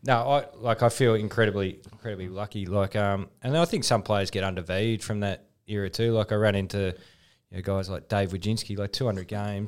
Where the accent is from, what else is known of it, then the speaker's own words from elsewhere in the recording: Geelong, Victoria, Australia; I grew up in Geelong